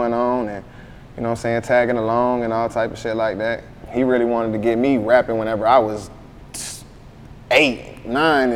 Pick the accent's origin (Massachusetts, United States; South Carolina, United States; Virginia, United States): South Carolina, United States; Conway; also born or lived in Myrtle Beach, South Carolina; I was born in Conway